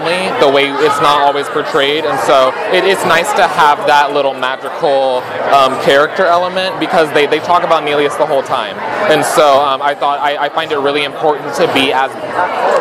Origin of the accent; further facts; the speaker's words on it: San Diego, California, United States; moved away as an adult; now in Orange County, United States; I grew up in San Diego, California